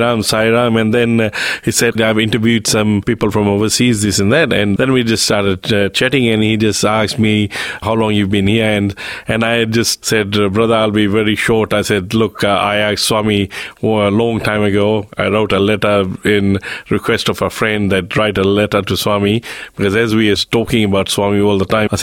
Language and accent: English; Fiji; now in Australia; I'm from Fiji